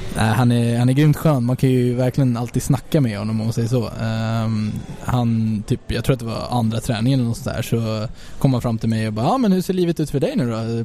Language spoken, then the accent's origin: Swedish; Sweden; moved away; som svensk